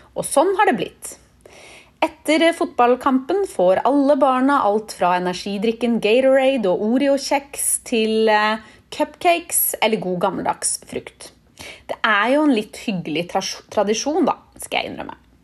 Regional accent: Norway; moved away as an adult; also born or lived in Barcelona, Spain; now in United States; vi nordmenn drasser med oss den matpakka overalt

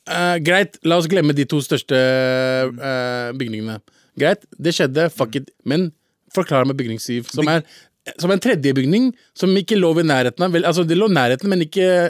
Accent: Lørenskog, Akershus, Norway; Lørenskog uh, der jeg kommer fra

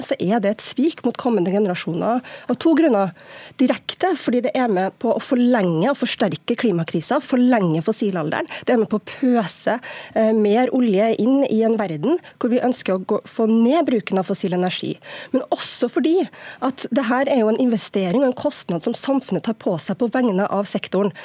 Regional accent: Norway; Jeg er nordmann som alle andre og stolt av landet mitt

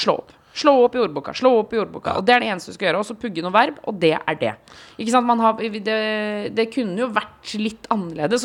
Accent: Eastern Norway, Norway; der hvor jeg har vokst opp, eh, på Østland, tjukkeste Østlandet

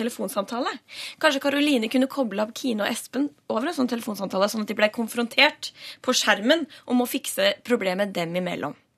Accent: Stavern, Vestfold, Norway; ut ved kysten der jeg kommer fra Stavern

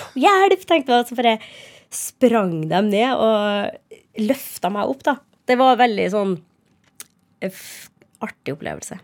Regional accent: Trondheim, Trøndelag, Norway; first language Norwegian; moved away; also born or lived in Harstad / Nesna; Jeg vokste opp eh, fra jeg var seks i Trondheim, da. Men jeg er født, jeg er født i Harstad, og så flytta vi til Nesna

